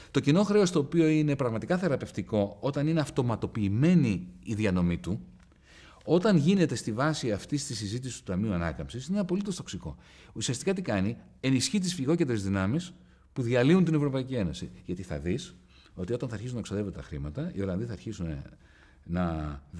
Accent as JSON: {"language": "Greek", "country": "Greece", "said": "Ξέρεις, είμαι από τους Έλληνες οικονομολόγους, πρέπει να είμαι ίσω ο πρώτο που μίλησε για ευρωομόλογο."}